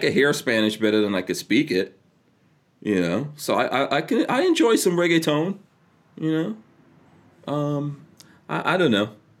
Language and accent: English; India; By the way, I could do that. I'm Indian. So for any people out there who want to like come down on this, that's not racist or anything. I am Indian.